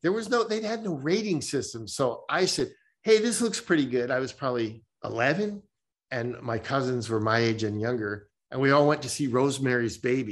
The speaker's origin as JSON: {"language": "English", "region": "New Jersey", "country": "United States", "tie": "born or raised there", "moved": "yes", "said": "I grew up in New Jersey"}